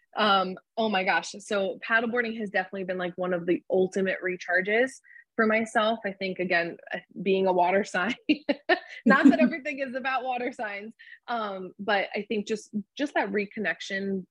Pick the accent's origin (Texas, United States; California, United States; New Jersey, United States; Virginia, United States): New Jersey, United States; I'm back at home where I, I'm from New Jersey